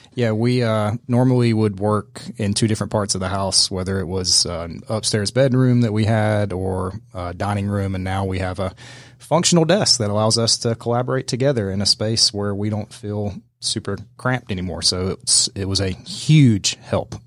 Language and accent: English; Middle Georgia, United States; now in Atlanta, United States; my hometown in Middle Georgia